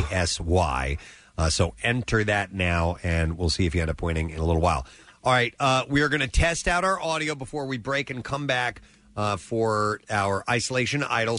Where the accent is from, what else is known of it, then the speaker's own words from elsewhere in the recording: Medford, New Jersey, United States; now in Morristown, United States; I grew up in Medford, New Jersey, currently reside in Morristown, New Jersey. But 10 years ago, I got to live and work in Australia.